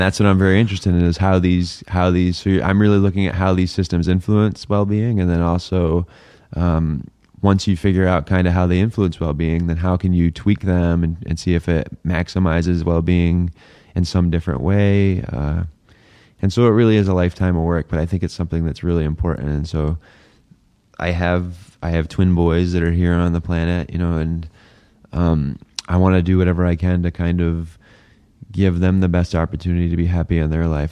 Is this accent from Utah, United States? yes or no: no; New Hampshire, United States; now in Phoenix, United States; I grew up in New Hampshire